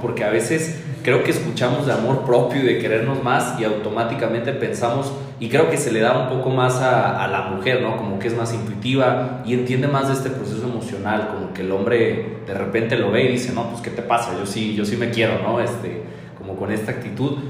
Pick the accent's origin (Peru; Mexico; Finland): Mexico; como latinos, como mexicanos